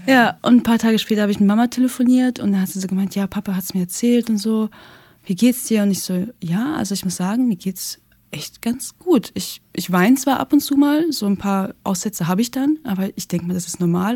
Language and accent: German; Russia; now in Germany; ich komme aus Russland